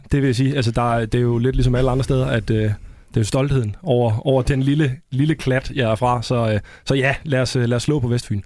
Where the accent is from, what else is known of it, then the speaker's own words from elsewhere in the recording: Funen, Southern Denmark, Denmark; moved away as an adult; now in Copenhagen, Denmark; jeg er fra Fyn